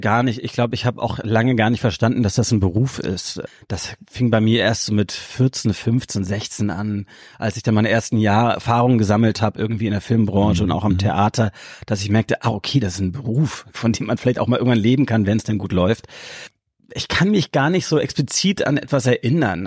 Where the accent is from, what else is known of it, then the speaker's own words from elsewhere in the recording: Hamburg, Germany; ich bin hier aufgewachsen in Hamburg